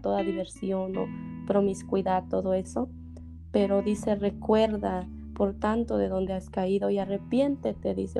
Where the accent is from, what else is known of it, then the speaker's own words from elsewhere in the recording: Teococuilco, Oaxaca, Mexico; yo nací en un pueblito ahora pequeño que se llama Teocuilco